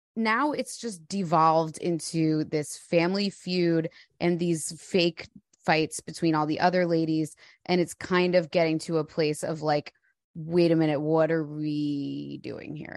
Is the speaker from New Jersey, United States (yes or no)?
yes; New Jersey, United States; now in Europe; you and I are both from New Jersey